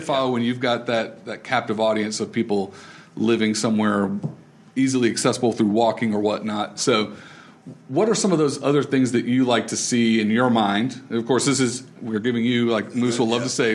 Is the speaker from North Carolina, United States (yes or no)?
yes; Raleigh, North Carolina, United States; I grew up in Raleigh